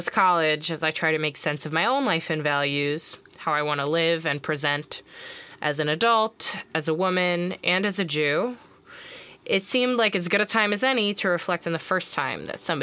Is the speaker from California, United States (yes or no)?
no; Long Island, New York, United States; growing up on Long Island, middle school